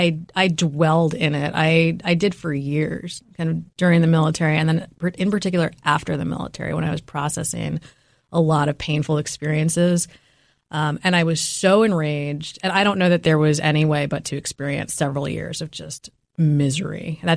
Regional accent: New York City, New York, United States; having tiger mom and tiger dad putting a lot of pressure on me when I was growing up in New York City, again, very fast-paced environment.

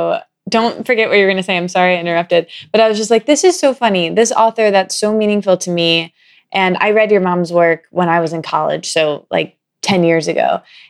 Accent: Midwest, United States; now in New York, United States; especially growing up in the Midwest with like Us Weekly around everywhere

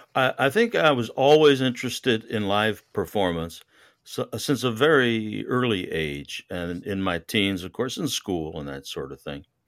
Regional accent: Connecticut, United States; also born or lived in New York; now in Houston, United States; I was raised in Connecticut and I spent a lot of my life, uh, overseas.

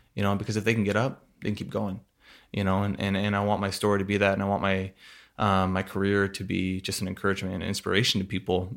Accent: Burlington, Washington, United States; I grew up in a small town, uh, Burlington, Washington.

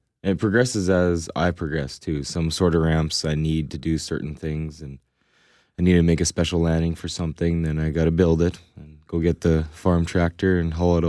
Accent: Manitoba, Canada; Grew up in the Telluride, Manitoba.

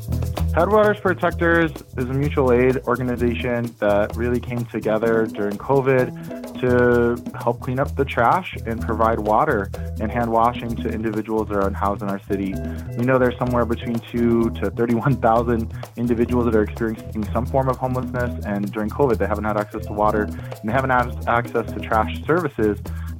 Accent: Denver, Colorado, United States; growing up in the Chicano movement in the West Side

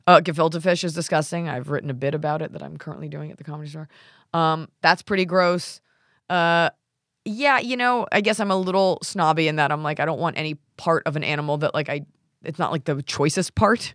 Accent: Dallas, Texas, United States; now in Los Angeles, United States; Dallas, which is my hometown

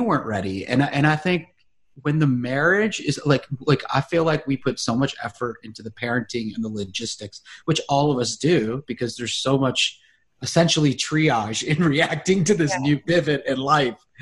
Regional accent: Charlotte, North Carolina, United States; moved away; I'm from Charlotte

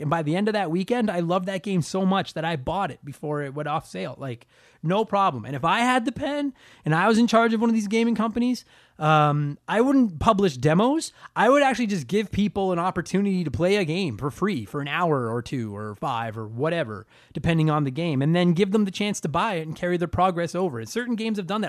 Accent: Canada; I'm a Canadian comedian

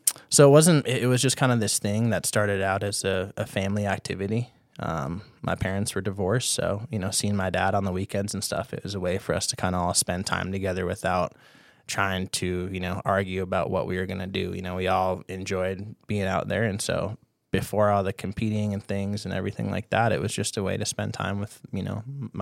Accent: Duluth, Minnesota, United States; So I grew up in Duluth, Minnesota.

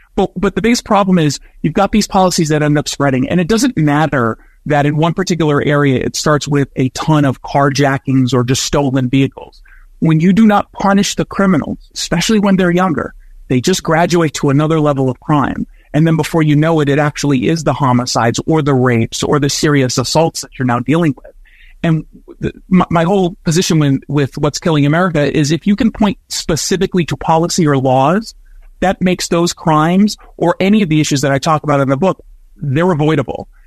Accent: United States; both an American and as a Jew

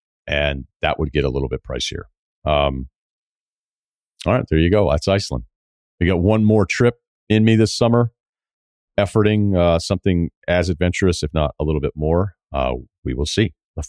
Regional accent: Midwest, United States; I'm from the Midwest. We met in college in the Midwest and have settled down near my hometown, not far away from where we met.

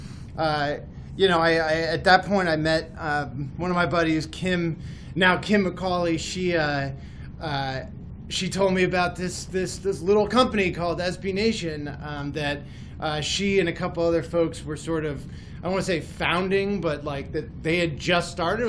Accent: Madrid, Community of Madrid, Spain; also born or lived in United States; Well, look, I grew up in Madrid and in the States.

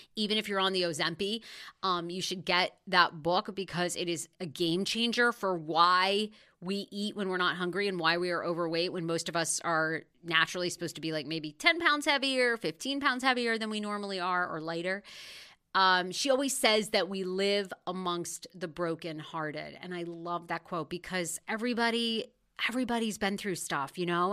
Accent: Wiscasset, Maine, United States; moved away; also born or lived in Rangeley, Maine; I grew up in Maine, in a little town called Wiscasset, Maine. That's where I spent most of my life.

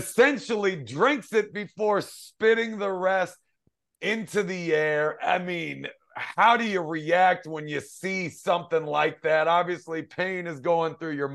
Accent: Washington, District of Columbia, United States; my hometown of Washington, D.C.

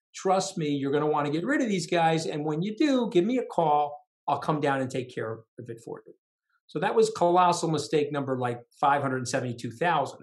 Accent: Long Island, New York, United States; I was from Long Island. Okay. And so, and I was from blue collar Long Island.

